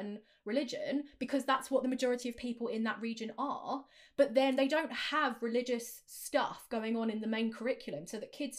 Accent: United Kingdom; I am British, and we do not have the same level of like religious zealotry in this country as they do in America

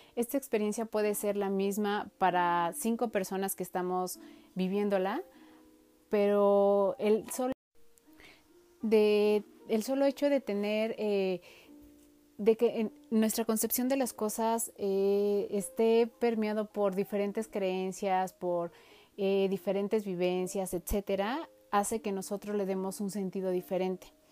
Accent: Mexico; nuestro país en México

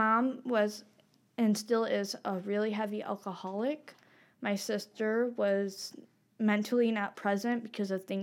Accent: Kalamazoo, Three Rivers, Holland, Michigan, United States; we grew up in Kalamazoo, Three Rivers, for a long time, and moved to Holland, and then we were almost everywhere in Michigan from there

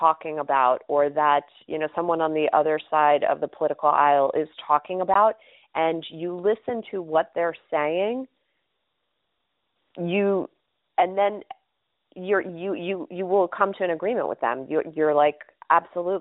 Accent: New York City, New York, United States; I grew up in New York City in the 1970s

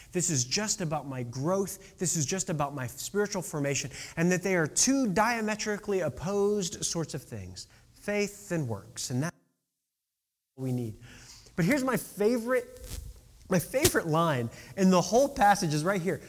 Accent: Decatur, Illinois, United States; my hometown of Decatur, Illinois.

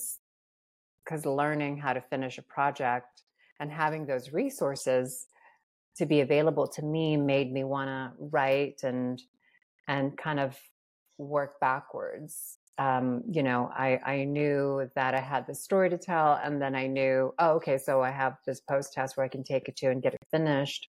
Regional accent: Guam; moved away as an adult; also born or lived in Philippines; now in Los Angeles, United States; I grew up on Guam and I'm from the Philippines

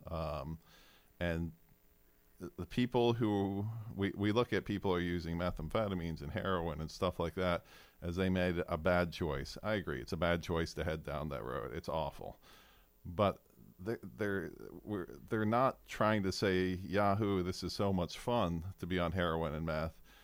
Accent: Fairbanks, Alaska, United States; moved away; also born or lived in Kodiak, Alaska; I grew up in Fairbanks

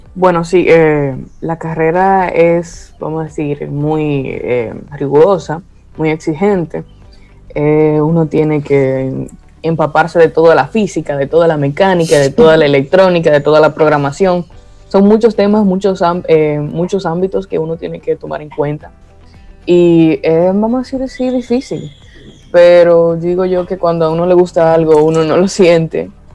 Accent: Tenares, Hermanas Mirabal, Dominican Republic; soy de Tenares, Hermanas Mirabal

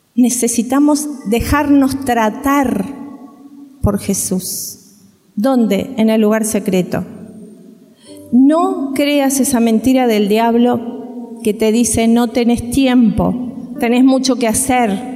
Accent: Uruguay; moved away; nosotros somos uruguayos

